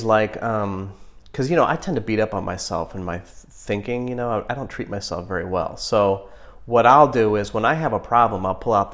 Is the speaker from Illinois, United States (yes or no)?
no; Ohio, United States; I'm from Ohio